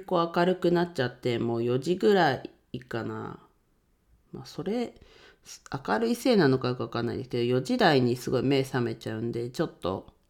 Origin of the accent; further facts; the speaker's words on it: Ninohe, Iwate, Japan; moved away; 地元岩手県二戸市を盛り上げるべく活動しています